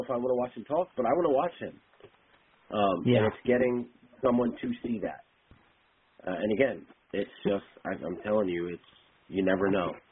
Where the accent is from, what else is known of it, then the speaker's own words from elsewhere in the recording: Delaware, United States; I grew up in Delaware